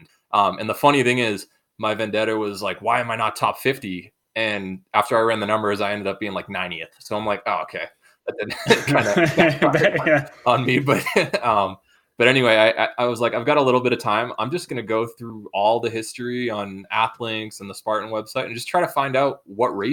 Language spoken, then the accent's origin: English; New England, United States; I grew up in New England.